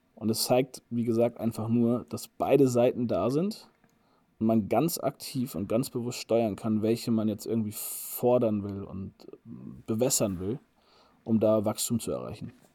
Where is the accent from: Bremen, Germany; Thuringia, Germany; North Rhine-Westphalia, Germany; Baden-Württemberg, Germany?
Bremen, Germany; moved away as an adult; bei euch in Bremen, in meiner Heimat